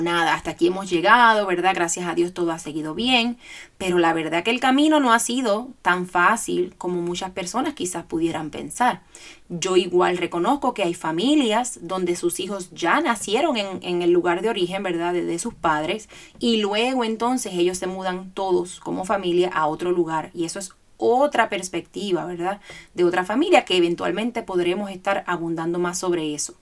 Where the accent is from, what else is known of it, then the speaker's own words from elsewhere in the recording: Puerto Rico; moved away as an adult; now in Georgia, United States; yo soy puertorriqueña, nacida y criada en Puerto Rico